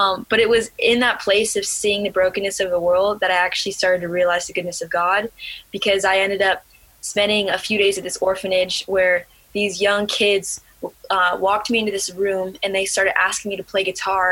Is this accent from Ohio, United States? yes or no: yes; Ohio, United States; also born or lived in Alaska; I had just moved from my home state, Alaska, to a new state. My family's now living in Ohio.